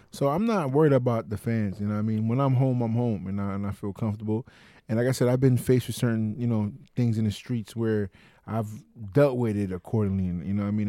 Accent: New York City, New York, United States; my hometown

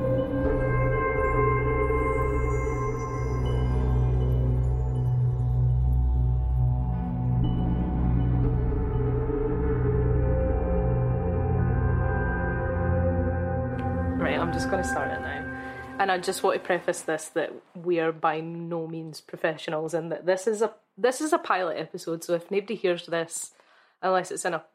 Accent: Scotland, United Kingdom; accent: chavvy Scots; that's the kind of Scots that I speak is very chavvy

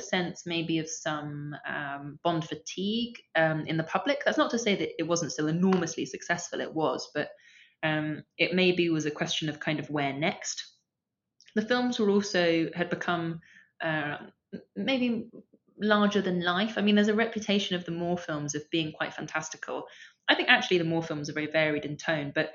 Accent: London, United Kingdom; I grew up in Camden Town

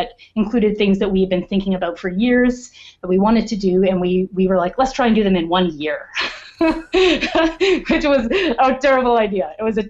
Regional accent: Perth, Ontario, Canada; also born or lived in Edmonton; Perth, Ontario.

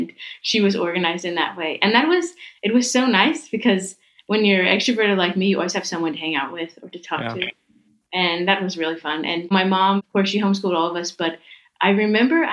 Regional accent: Nashville, Tennessee, United States; moved away; I'm from the U.S. I was born in Nashville, Tennessee. So grew up with a lot of music.

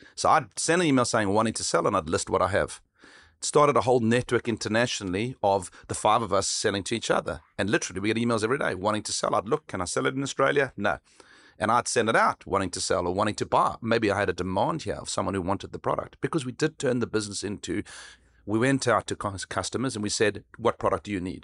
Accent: South Africa; where I grew up in South Africa

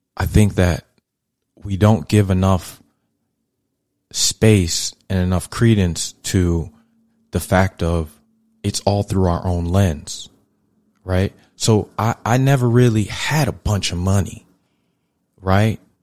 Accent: New York City, New York, United States; I was raised in Brooklyn, New York in the eighties, early eighties

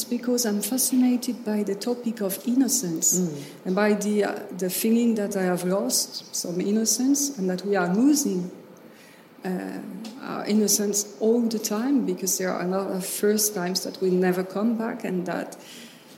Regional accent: Centre-Val de Loire, France; accent: French; first language French; English is a second language; I grew up in the Loire Valley.

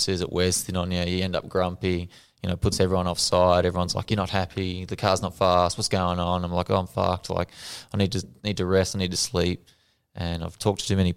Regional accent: Albury, New South Wales, Australia; I'm the original kid from Warbury

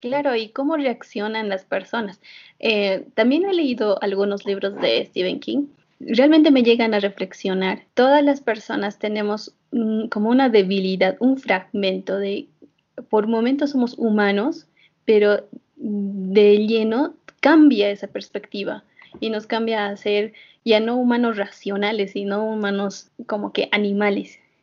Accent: Bolivia; nuestra querida Bolivia

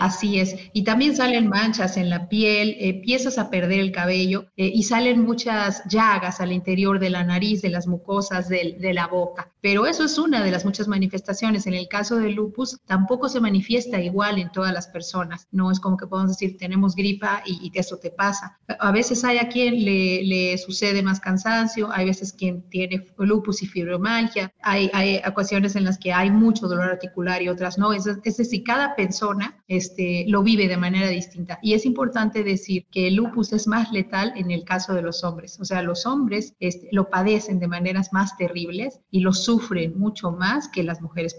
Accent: Mexico City, Mexico; now in Puebla, Mexico; yo estoy saludando desde Puebla, viví mucho tiempo y nací en la Ciudad de México

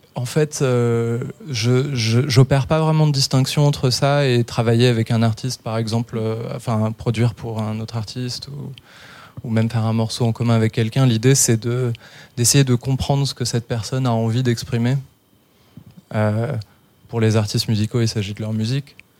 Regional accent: London, United Kingdom; moved away; j'ai grandi en Angleterre, en fait. Où ça, en Angleterre À Londres

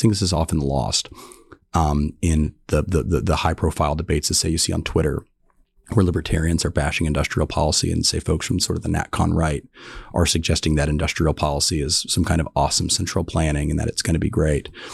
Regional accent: North Carolina Piedmont, United States; I grew up in the North Carolina, Piedmont, so grew up going to races

